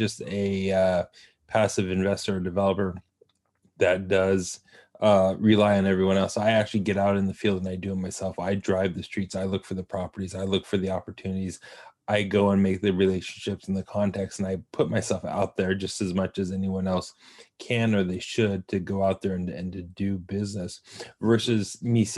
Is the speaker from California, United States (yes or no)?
yes; Southern California, United States; born and raised in Southern California